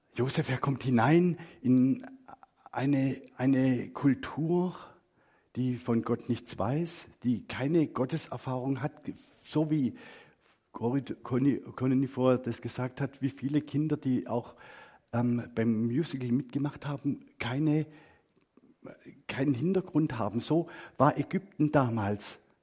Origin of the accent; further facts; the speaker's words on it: Black Forest, Baden-Württemberg, Germany; moved away; ich bin im Schwarzwald groß geworden